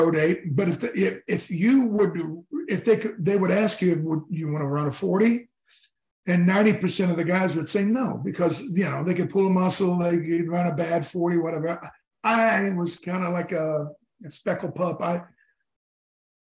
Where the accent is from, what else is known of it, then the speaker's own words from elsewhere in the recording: Arkansas, United States; moved away; I'm from Arkansas.